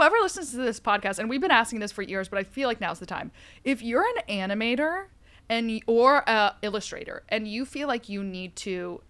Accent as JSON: {"language": "English", "area": "Jersey Shore", "region": "New Jersey", "country": "United States", "moved": "yes", "lives_now": "New York City, United States", "said": "I'm from the Jersey Shore."}